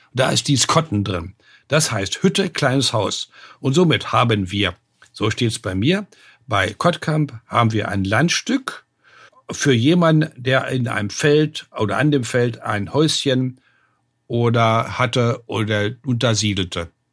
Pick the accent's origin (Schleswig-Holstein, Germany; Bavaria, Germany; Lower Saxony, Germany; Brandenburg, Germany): Lower Saxony, Germany; Hildesheim; Ich bin aufgewachsen in Hildesheim, das ist 30 Kilometer südlich von Hannover